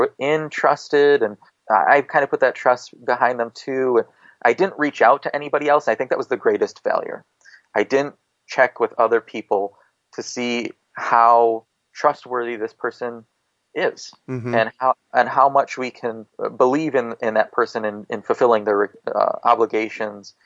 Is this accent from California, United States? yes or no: no; Iowa, United States; me growing up in Iowa